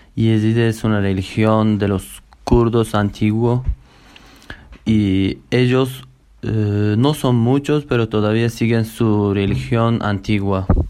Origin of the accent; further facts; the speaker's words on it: Kurdistan, Turkey; Spanish is a second language; moved away as an adult; now in Uruguay; todos somos kurdos, todos hablamos kurdo